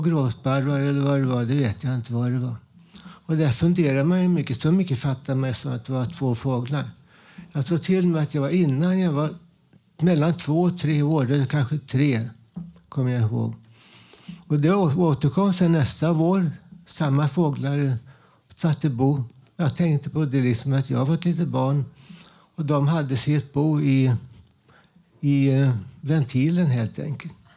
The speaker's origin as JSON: {"language": "Swedish", "town": "Stockholm", "region": "Stockholm County", "country": "Sweden", "tie": "born or raised there", "said": "min uppväxt när jag var två, tre år. bodde jag ensam med morsan i Vällingby"}